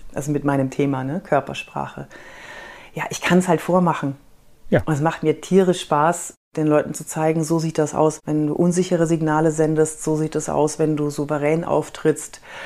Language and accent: German; Fürth, Bavaria, Germany; accent: Franconian; ich bin in Fürth aufgewachsen